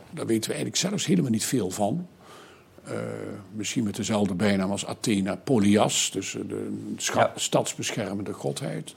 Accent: southern Netherlands, Netherlands; ik kom zelf uit Zuid-Nederland en heb dus zelf als kind ook echt in processies meegelopen

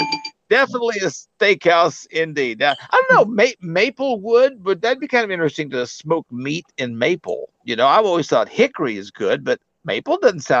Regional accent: Arkansas, United States; here is one that is in my home state, located in Little Rock, Arkansas

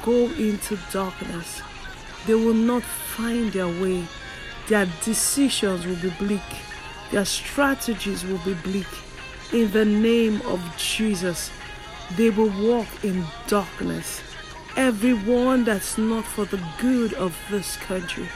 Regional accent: Nigeria; in my home country, Nigeria

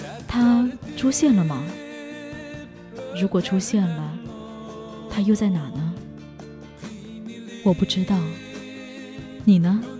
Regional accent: Hainan, China; moved away as an adult; now in Shandong, China; 我是一个来自海南的姑娘，因为上大学的缘故才会来到山东。

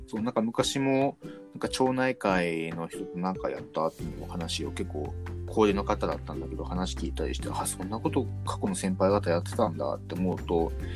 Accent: Sapporo, Hokkaido, Japan; 僕、まあ、札幌出身

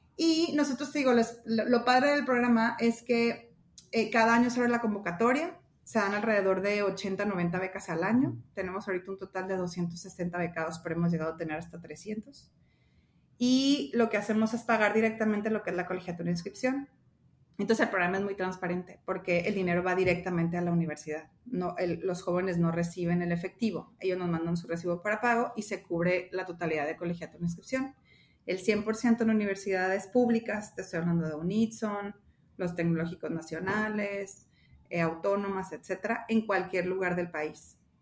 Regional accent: Los Mochis, Sinaloa, Mexico; also born or lived in Hermosillo, Sonora; soy de aquí de Mochis

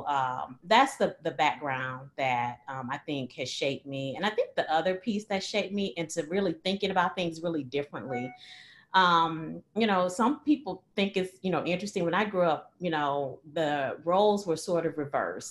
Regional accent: East St. Louis, Illinois, United States; I was born and raised in East St. Louis, Illinois.

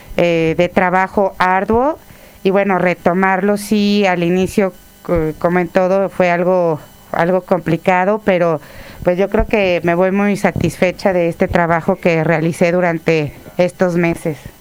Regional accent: Tlaxcala, Mexico; also born or lived in Tuxpan, Veracruz; Yo nací en Tuxpan, Veracruz, pero llegué a, Jarocha, Jarocha. Llegué a vivir a Tlaxcala desde los tres años.

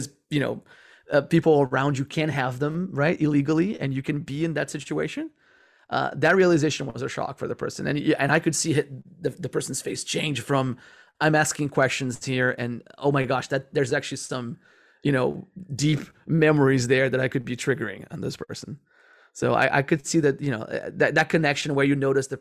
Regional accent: Rio de Janeiro, Brazil; moved away as an adult; also born or lived in California, United States; I never been to the Amazon. I'm from Rio de Janeiro

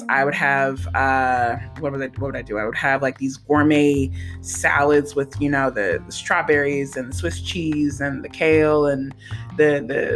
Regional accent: St. Gabriel, Louisiana, United States; moved away; also born or lived in San Jose, California; I grew up in San Gabriel, Louisiana

